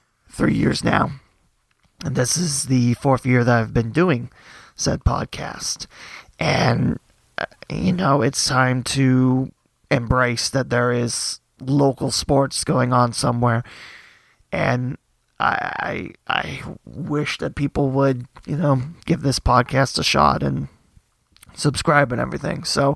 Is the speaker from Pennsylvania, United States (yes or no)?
no; Twin Valley South, Ohio, United States; I know from my hometown, Twin Valley South, it'll be their second time in the playoffs